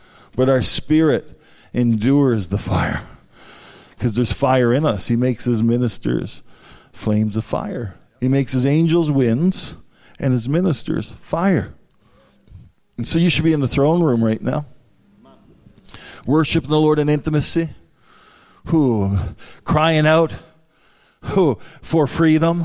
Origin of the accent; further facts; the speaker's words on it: St. Anthony, Newfoundland and Labrador, Canada; I'm from Newfoundland, the northern part, amen. Was born in St. Anthony.